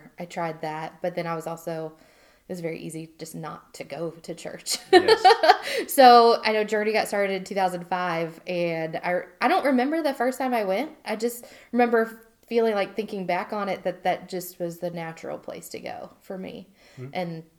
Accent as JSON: {"language": "English", "region": "Indiana", "country": "United States", "tie": "born there", "also_born_or_lived": "Germany / New Jersey / Alabama / Virginia", "said": "I was born in Indiana. We moved to Germany, New Jersey, Auburn, Alabama, Virginia, Kansas, Hawaii, moved to Madison, Alabama when I was going into high school."}